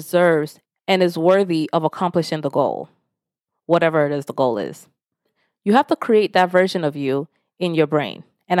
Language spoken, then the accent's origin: English; Nigeria; Especially being Nigerian, there are 3 jobs you're supposed to have. Doctor, lawyer, or engineer. Anything out of that, it's like it's just not an option growing up.